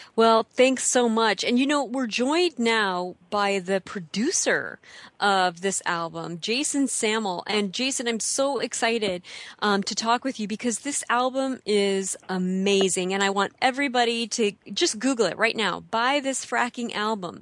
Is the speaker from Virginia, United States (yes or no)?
no; Illinois, United States; I grew up in the Midwest too